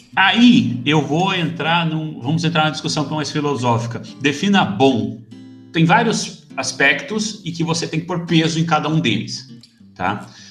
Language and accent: Portuguese; Brazil; also born or lived in United States; now in Portugal; Eu sou brasileiro.